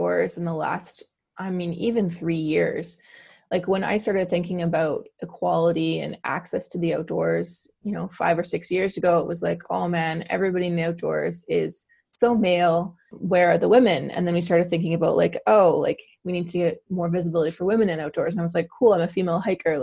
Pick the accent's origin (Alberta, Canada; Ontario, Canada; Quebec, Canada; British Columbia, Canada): British Columbia, Canada; New Westminster; also born or lived in Halifax; I'm from New Westminster, BC. I am one of the sort of rare born and bred Vancouverites.